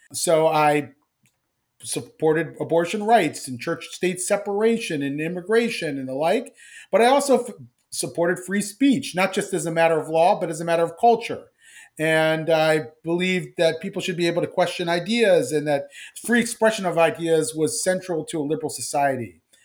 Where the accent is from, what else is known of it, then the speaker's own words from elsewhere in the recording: Columbus, Ohio, United States; I grew up in Columbus, Ohio to, in, in, uh, immigrant family